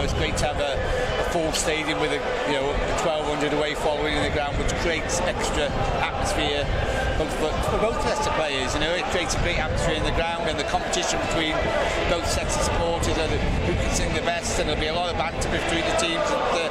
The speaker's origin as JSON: {"language": "English", "region": "Wales", "country": "United Kingdom"}